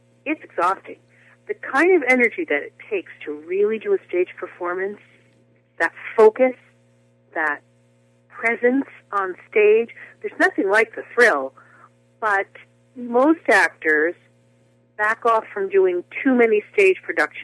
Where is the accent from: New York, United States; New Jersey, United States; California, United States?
New Jersey, United States; I was the soloist at my church, and all the things that young girls in New Jersey, you know, who love to sing